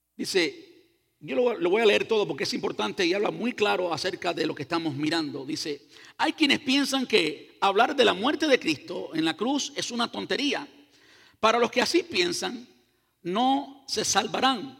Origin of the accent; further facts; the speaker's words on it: Cuba; yo soy cubano.